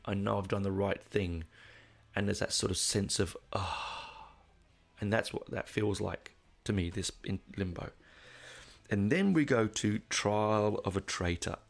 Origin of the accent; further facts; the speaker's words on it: England, United Kingdom; now in Australia; when I was a kid growing up in England